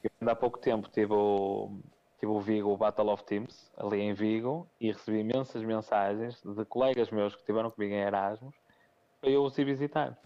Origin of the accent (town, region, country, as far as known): Portugal; also born or lived in Póvoa